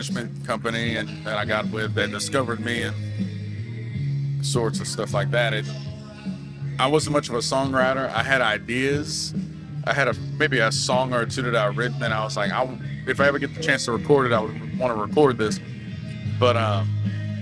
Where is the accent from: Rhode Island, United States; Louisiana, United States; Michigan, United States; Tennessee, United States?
Louisiana, United States; Carencro; I'm from a small town within Lafayette Parish, Louisiana, called Carncrow. But the community I grew up in was called Vatican